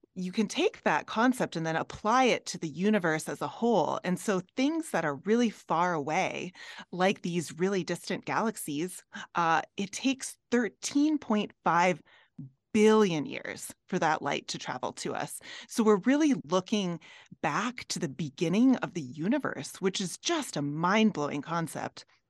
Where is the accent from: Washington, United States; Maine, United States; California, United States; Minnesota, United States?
Minnesota, United States; now in Colorado, United States; I'm from Minnesota